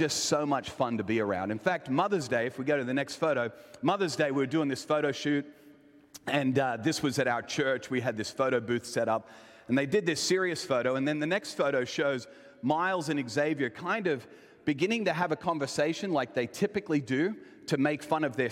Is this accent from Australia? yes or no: yes; Elizabeth, South Australia, Australia; I was born in this area and kind of raised in what I would say is probably one of the most famous or infamous parts of Australia, in Elizabeth, South Australia